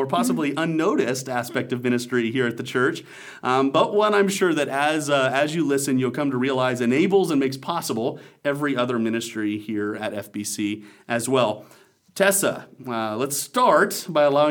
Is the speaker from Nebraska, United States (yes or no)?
yes; Nebraska, United States; As a person from small town Nebraska myself